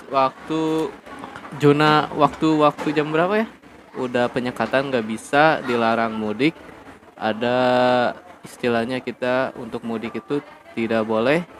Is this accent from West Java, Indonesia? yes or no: yes; Tasikmalaya, West Java, Indonesia; untuk mudik saya pun masih sama dalam keadaan ya kampung halaman saya adalah di Tasik gitu ya.